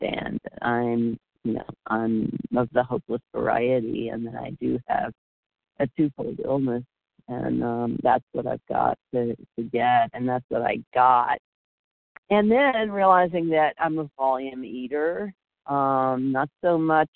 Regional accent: Florida, United States; being really outdoorsy and active growing up in Florida

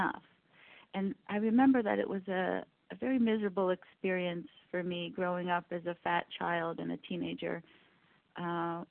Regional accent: Canada; I'm from Canada

